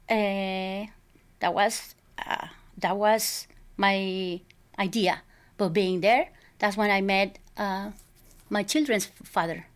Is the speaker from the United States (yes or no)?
no; Culiacán, Sinaloa, Mexico; moved away; I was born and raised in Mexico